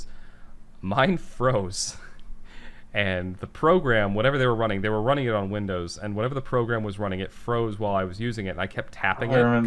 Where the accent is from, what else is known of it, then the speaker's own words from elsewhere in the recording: Boston, Massachusetts, United States; accent: Boston; if you can't tell by the way I talk, you know, for those of you who are listening who don't know, I'm from the Boston area